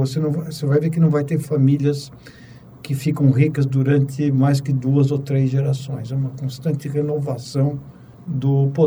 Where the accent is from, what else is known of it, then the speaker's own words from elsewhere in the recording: São Paulo, Brazil; Bom, eu nasci em São Paulo. … porque eu nasci em 54, no quarto centenário.